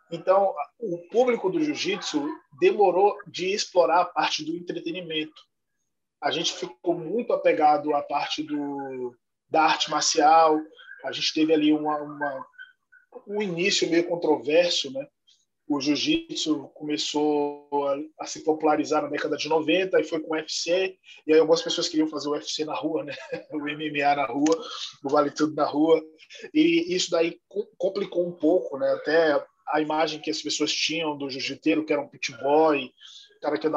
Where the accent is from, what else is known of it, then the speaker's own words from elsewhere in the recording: Salvador, Bahia, Brazil; now in São Paulo, Brazil; eu sou de Salvador, Bahia. Moro em São Paulo há nove anos e eu vim para cá para começar um projeto social.